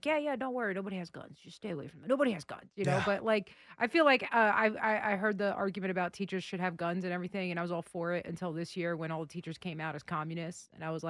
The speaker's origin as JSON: {"language": "English", "town": "New York City", "region": "New York", "country": "United States", "tie": "born or raised there", "said": "I grew up in the Bronx. I lived in Queens. I lived in Brooklyn."}